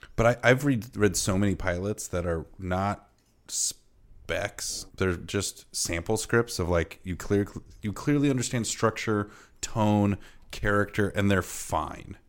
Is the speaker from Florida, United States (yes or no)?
no; Iowa, United States; I'm from Iowa and Midwestern